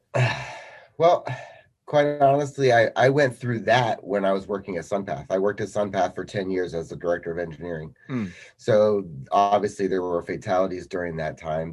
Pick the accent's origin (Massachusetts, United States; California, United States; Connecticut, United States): Connecticut, United States; Colchester; I'm 47 years old and I'm from Colchester, Connecticut.